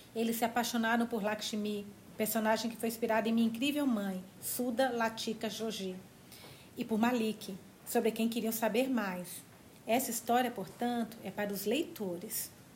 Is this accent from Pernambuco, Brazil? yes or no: no; Minas Gerais, Brazil; now in São Paulo, Brazil; moro em São Paulo agora, mas eu sou de Minas, perto da Bahia.